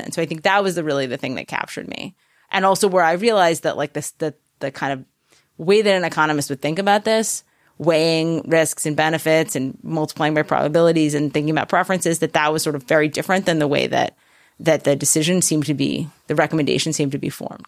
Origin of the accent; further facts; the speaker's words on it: New Haven, Connecticut, United States; come from Connecticut. Okay. I was born in New Haven